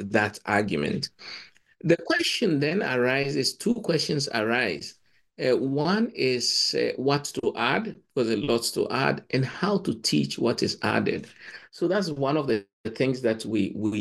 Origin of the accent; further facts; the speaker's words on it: Ghana; moved away as an adult; also born or lived in Cambridge; I come from Ghana